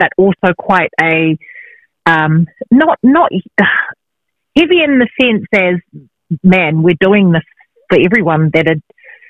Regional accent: Christchurch, Canterbury, New Zealand; now in Auckland, New Zealand; born and bred in Christchurch in the South Island of New Zealand, and I'm now residing in Auckland, New Zealand, which is in the North Island. And my background is I am Samoan, Tongan and Māori.

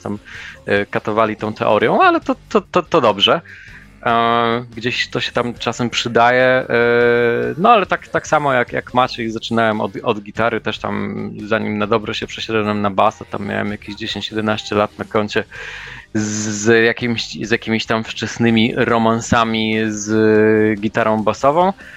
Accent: Germany; moved away; wychowywałem się w Niemczech

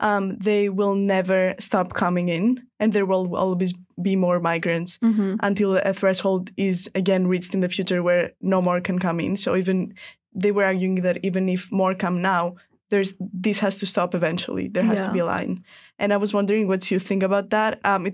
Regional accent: Greece; And I'm coming from Greece where, you know, it's a country where a lot of migrants have come

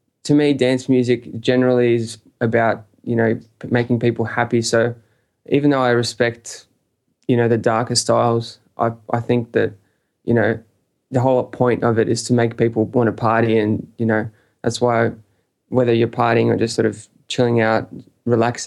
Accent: Sydney, New South Wales, Australia; also born or lived in Russia; originally I'm actually from Russia, and I've been living in Sydney since I was 10

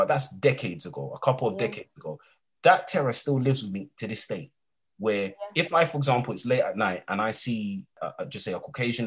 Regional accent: London, United Kingdom; When I was 14 years of age, and I'm from East London

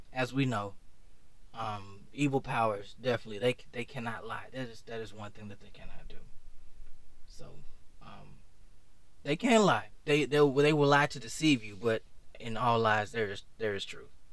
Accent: Atlanta, Georgia, United States; moved away as an adult; now in Japan; I'm actually from Atlanta.

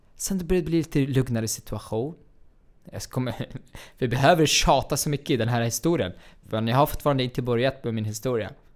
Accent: Baniyas, Tartus Governorate, Syria; Swedish is a second language; moved away as an adult; now in Sweden; min hemstad Banjas

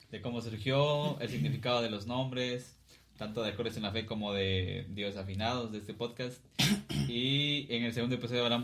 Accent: Cuilapa, Santa Rosa, Guatemala; Y yo también soy de acá de Cuilapa.

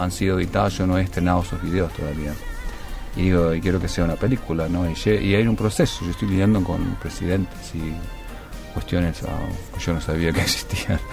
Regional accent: Misiones, Argentina; moved away; yo nací en Misiones

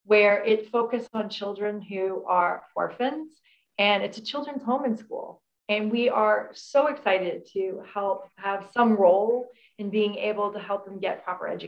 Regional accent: United States; moved away as an adult; I'm American. I moved here from the US

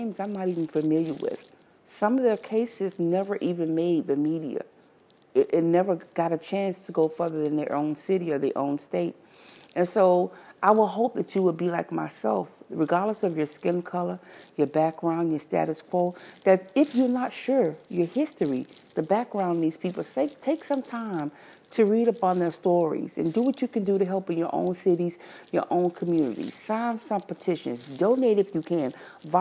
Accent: Miami, Florida, United States; I'm from Miami

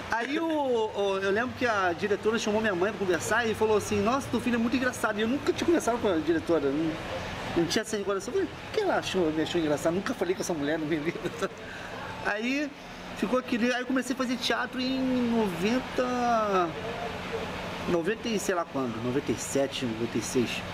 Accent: Rio de Janeiro, Brazil; also born or lived in Curitiba; Eu sou do Rio, mas morei lá.

